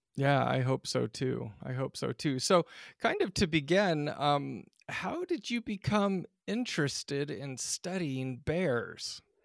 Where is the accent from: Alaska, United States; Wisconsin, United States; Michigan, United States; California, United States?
Alaska, United States; I grew up in Alaska, out, just outside of Denali National Park